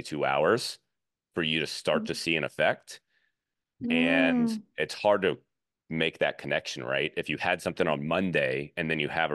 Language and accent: English; Louisiana, United States; I grew up in Louisiana